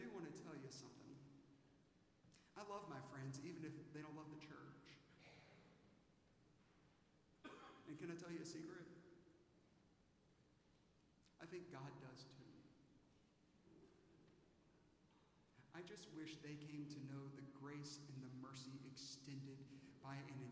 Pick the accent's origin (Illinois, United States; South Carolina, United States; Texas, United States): South Carolina, United States; Aiken; now in Dallas, United States; when I was a kid in Aiken, South Carolina, I went to Millbrook Elementary School